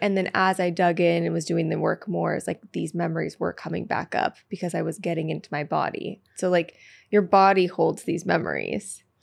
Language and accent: English; Petaluma, California, United States; I'm from Petaluma, California, which is like a small ti-, town outside of San Francisco